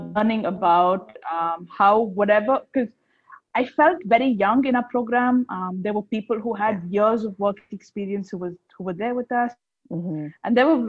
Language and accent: English; Chennai, Tamil Nadu, India; also born or lived in Nottingham, United Kingdom; I'm from Chennai